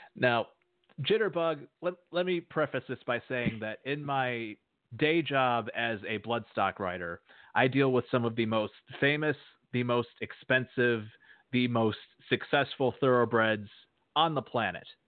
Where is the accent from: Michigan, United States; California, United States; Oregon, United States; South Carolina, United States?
Michigan, United States; Edmore; now in Georgetown, United States; I'm a native of Edmore, Michigan, where, uh, as you said in your intro, I grew up around Belgian draft horses.